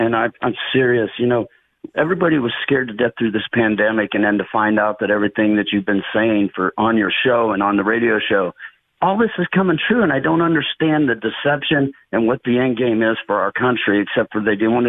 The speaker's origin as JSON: {"language": "English", "country": "United States", "said": "I'm so frustrated as an American, a taxpayer"}